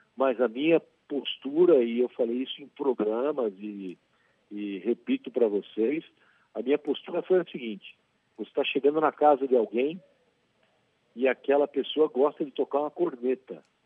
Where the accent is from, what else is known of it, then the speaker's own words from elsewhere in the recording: Brazil; nós brasileiros